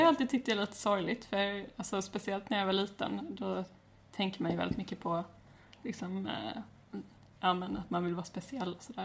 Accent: Växjö, Kronoberg County, Sweden; also born or lived in Alvesta; jag är från Växjö. Eller jag är egentligen uppvuxen utanför Växjö, och sen, eh, ja, jag har bott i Alvesta och Växjö

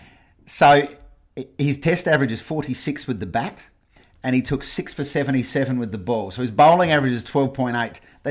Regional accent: Gawler, South Australia, Australia; because I was South Australian, because I am South Australian

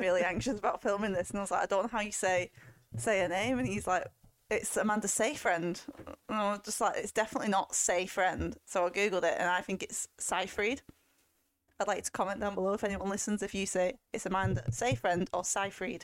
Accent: England, United Kingdom; we're English

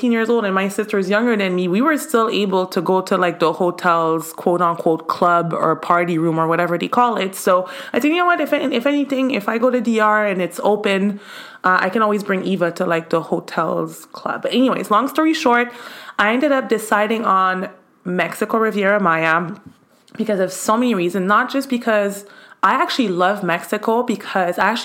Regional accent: Montreal, Quebec, Canada; now in United States; since I was a kid in Canada, actually, I'm from Canada

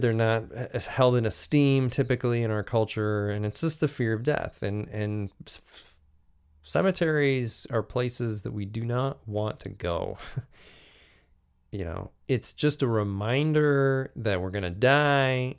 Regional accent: United States; Being an American

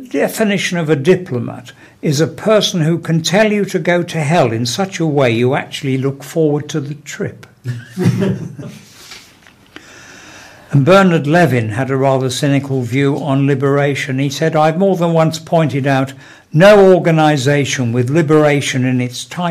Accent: Smethwick, West Midlands, United Kingdom; I'm originally from Smethwick. I do try not to boast about it, but Smethwick is really a sort of buffer state between Birmingham and the real black country. But it does mean I was brought up with a good knowledge of the black country attitude

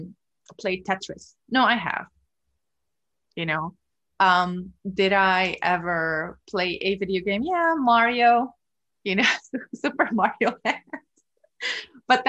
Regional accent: Lebanon; moved away as an adult; now in United States; Growing up in Lebanon, I also had this urge for justice

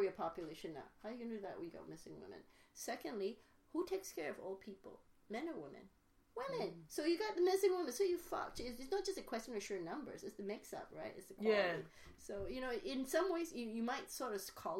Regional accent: Malaysia; now in United States; I grew up in Malaysia.

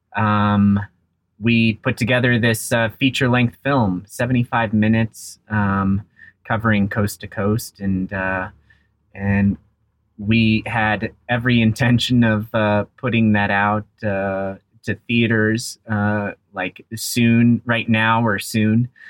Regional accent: Aspen, Colorado, United States; I grew up in Aspen, Colorado. I'm very fortunate to, uh, to have that as my hometown

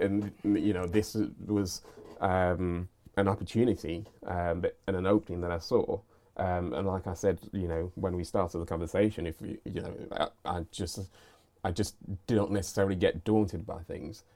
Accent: United Kingdom; regard myself as British

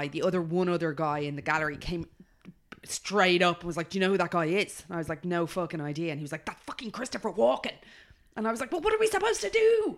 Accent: Australia; I'm just Australian

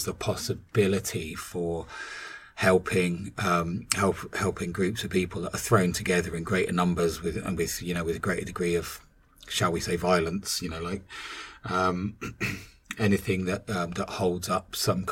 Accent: Northern Ireland, United Kingdom; I was growing up in the Troubles, in Northern Ireland

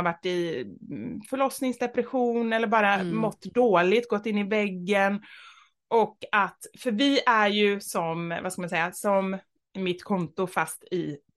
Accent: Gothenburg, Västra Götaland, Sweden; moved away; jag är uppvuxen i Kortedala, en förort. Eh, jag skulle säga Göteborg. gangsterförort. Ja, Göteborg, precis.

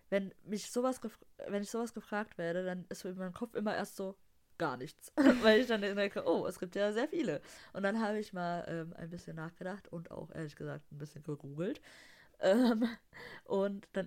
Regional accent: Dortmund, North Rhine-Westphalia, Germany; so als Dortmunder muss, man, muss man das halt geil finden, ne?

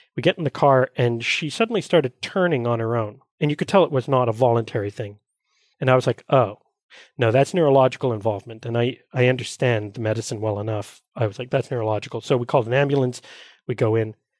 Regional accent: Montreal, Quebec, Canada; I was born and raised here in Montreal

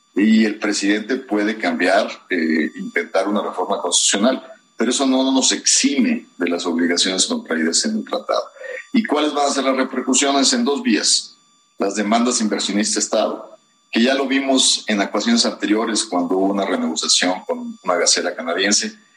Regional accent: Mexico

